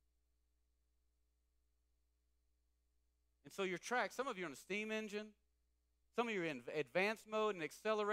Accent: East Texas, United States; I'm from East Texas

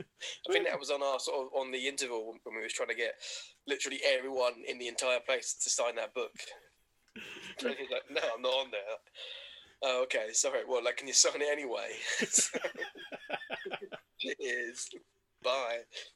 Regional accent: Bolton, North West England, United Kingdom; I don't even sound like I'm from Essex. I'm from Bolton.

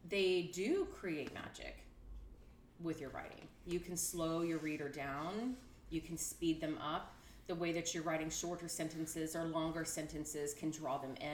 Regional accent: Texas, United States; I am from Texas.

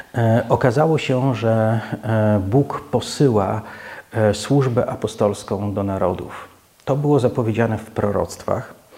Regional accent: Poland

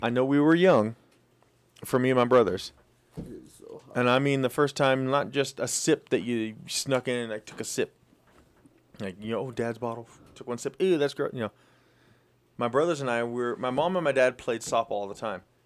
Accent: Twin Falls, Idaho, United States; also born or lived in Moscow, Idaho; When I moved from Moscow back home to, to Twin Falls area

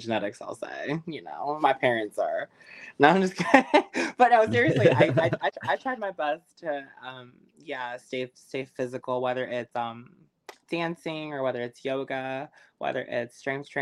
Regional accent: New Jersey, United States; we're both from Jersey

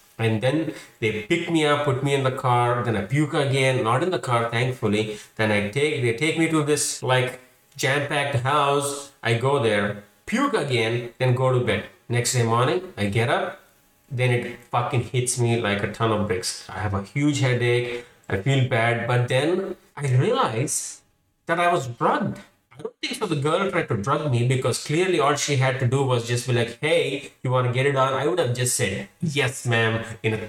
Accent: Hyderabad, Telangana, India; moved away as an adult; also born or lived in Houston / Kansas City; now in Seattle, United States; I'm from Hyderabad. It's a city in India

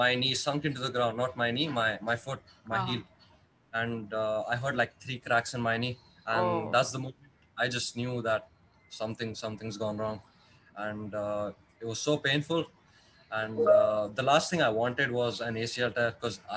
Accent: Dubai, United Arab Emirates; also born or lived in India; I was born in India, but I was raised in Dubai. I've been living here for

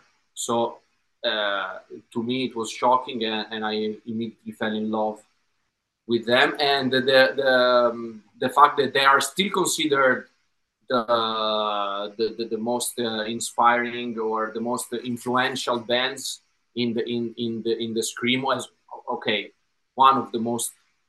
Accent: Italy; a music teacher in my hometown in the middle of nowhere in Italy posted a video

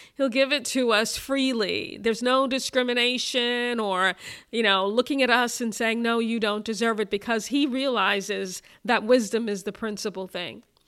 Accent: Brooklyn, New York, United States; growing up in Brooklyn in the seventies and in the eighties

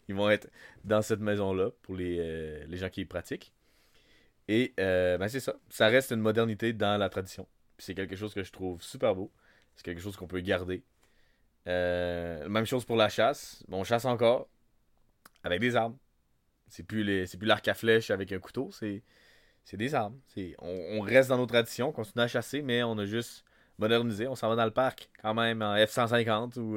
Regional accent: Wendake, Quebec, Canada; je suis né à Wendake. Je suis un Wendat de Wendake. Euh, j'ai grandi toute ma vie à Wendake

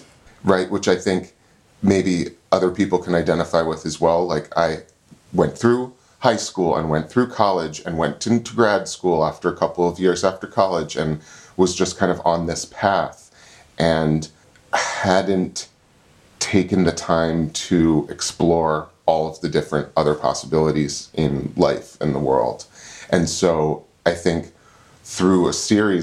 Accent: D.C., Virginia suburbs outside Washington, United States; moved away as an adult; also born or lived in Olympia, Washington; now in Falls Village, United States; I grew up outside of Washington, D.C. in the Virginia suburbs

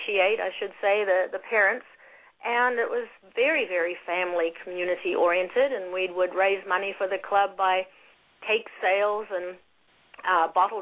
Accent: Auckland, New Zealand; moved away as an adult; now in Indiana, United States; I grew up in New Zealand's largest city of Auckland

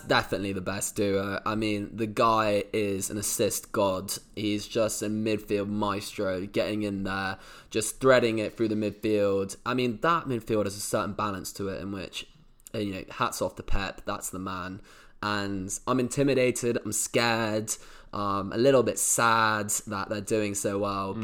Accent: England, United Kingdom; As a Brit

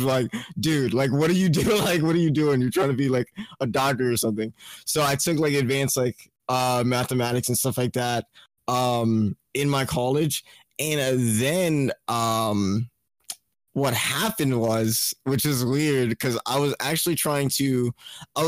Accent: Trinidad & Tobago; moved away; also born or lived in Florida; I'm from Trinidad and Tobago. It's like a Caribbean island.

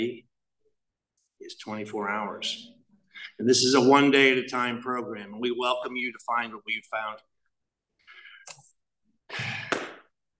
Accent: Chatham, New Jersey, United States; I grew up in Chatham, New Jersey.

